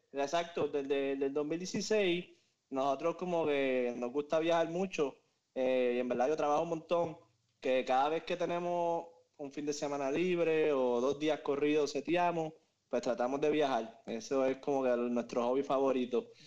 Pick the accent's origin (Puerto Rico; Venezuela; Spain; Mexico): Puerto Rico; Moca; moved away as an adult; now in Miami, United States; soy de Moca, Puerto Rico. Eh, conozco a Juanqui desde que tengo memoria, literalmente. Porque empezamos la escuela desde kinder hasta, el grado 12